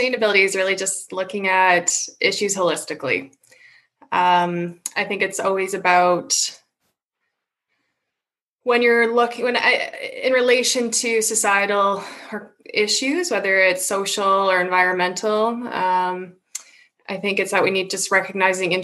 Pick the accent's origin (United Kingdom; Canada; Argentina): Canada; Saskatoon, Saskatchewan; also born or lived in Manitoba; I grew up in Saskatoon